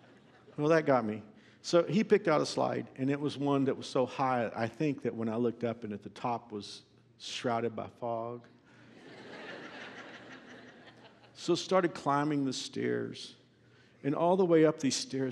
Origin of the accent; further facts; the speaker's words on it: Fort Worth, Texas, United States; my hometown of Fort Worth